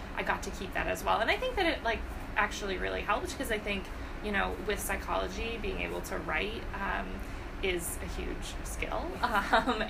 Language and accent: English; outside of Boston, Massachusetts, United States; moved away as an adult; also born or lived in Maine / Rhode Island; now in New York, United States; I am originally from Massachusetts, outside of Boston, and lived there all same town my whole childhood, all through high school